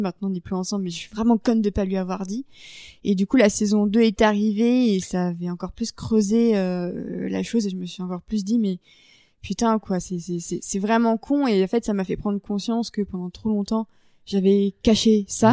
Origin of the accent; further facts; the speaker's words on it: Paris, Île-de-France, France; en tant que Parisienne